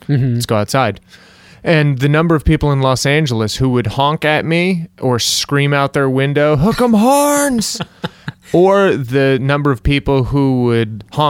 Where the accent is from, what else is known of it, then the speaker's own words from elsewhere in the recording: United Kingdom; I'm British. I don't enjoy anything.